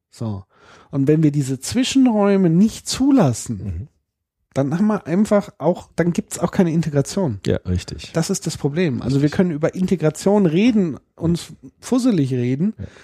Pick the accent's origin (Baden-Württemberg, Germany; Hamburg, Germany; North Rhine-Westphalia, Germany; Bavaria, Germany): Hamburg, Germany; Und ich komme aber aus Hamburg.